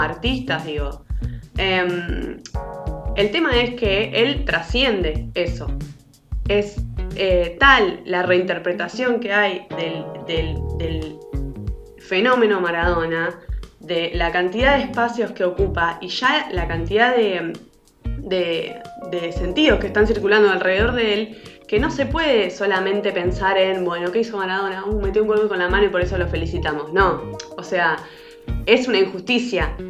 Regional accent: Argentina; como argentino, eh, afuera de Argentina

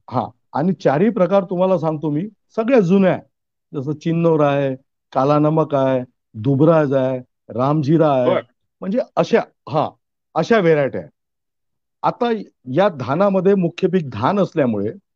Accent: Ramtek, Maharashtra, India; Ramtek police station मध्ये आमचं गाव येतं

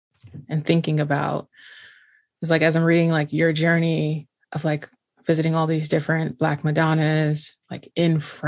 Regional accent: Haiti; Oh, I'm Haitian.

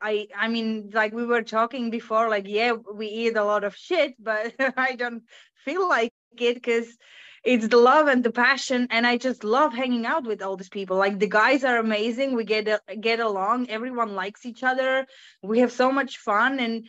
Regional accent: Finland; English is a second language

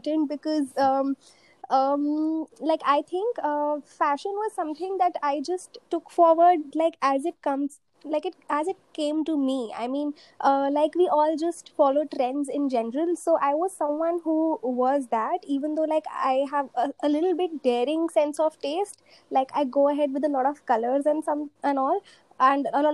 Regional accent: Delhi, India; I'm from Delhi

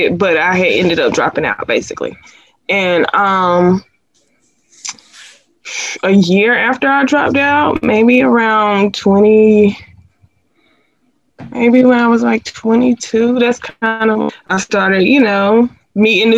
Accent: Sanford, North Carolina, United States; I am from Sanford, North Carolina

